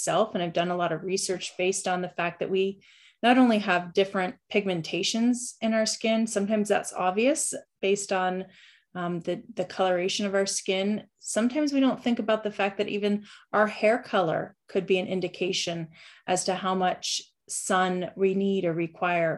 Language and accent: English; Western Pennsylvania, United States; also born or lived in Central Ohio; now in Ohio, United States; grew up naturally in Western Pennsylvania with six siblings